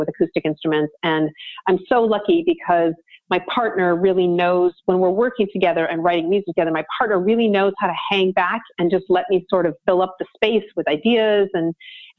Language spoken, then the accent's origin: English; Vancouver, British Columbia, Canada; And I'm from Vancouver, BC. I mean, I grew up two blocks from the beach.